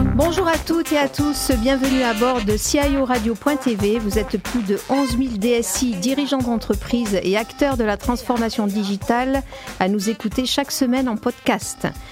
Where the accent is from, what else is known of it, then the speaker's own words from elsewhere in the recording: Avignon, Provence-Alpes-Côte d'Azur, France; je suis d'Avignon